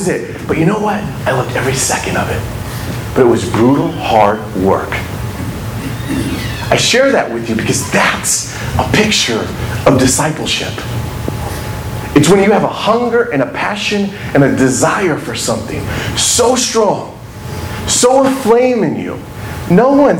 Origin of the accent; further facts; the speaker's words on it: Indiana, United States; moved away; also born or lived in Kentucky; I'm from Indiana. And at this point in my life, I was living in Kentucky.